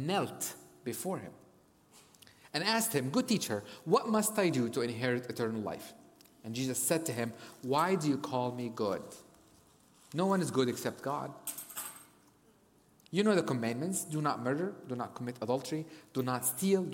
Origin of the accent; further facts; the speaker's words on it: Cairo, Cairo Governorate, Egypt; also born or lived in United States; now in North Africa; I grew up in Cairo, Egypt